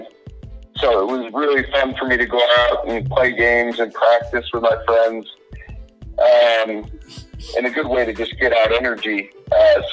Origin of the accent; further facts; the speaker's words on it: Orange County, California, United States; I grew up in California in Orange County